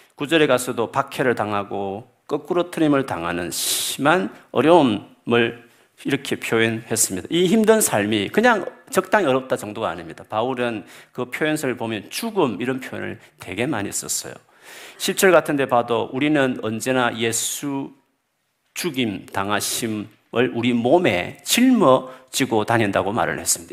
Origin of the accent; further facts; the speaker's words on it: South Korea; now in United Kingdom; 우리가 한기, 한국인으로서 영국에 살다 보면